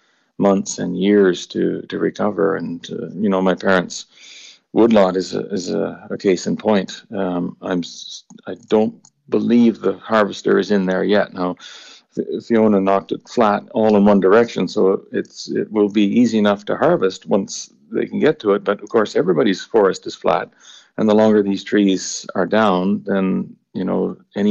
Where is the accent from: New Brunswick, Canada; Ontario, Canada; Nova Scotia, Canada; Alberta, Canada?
Nova Scotia, Canada; moved away as an adult; now in Ireland; I grew up in Nova Scotia. Nova Scotia is my home. I've been in Ireland now for 6 years